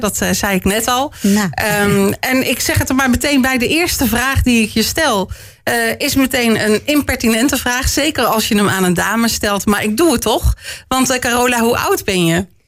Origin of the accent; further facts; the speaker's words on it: Gilze en Rijen, North Brabant, Netherlands; now in Etten-Leur, Netherlands; Uit Geelse Rijen